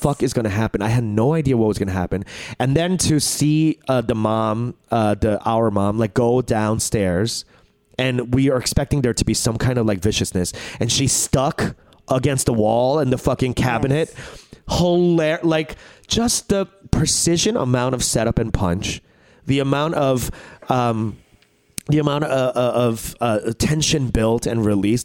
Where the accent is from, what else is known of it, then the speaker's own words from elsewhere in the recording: United States; we as Korean Americans live in America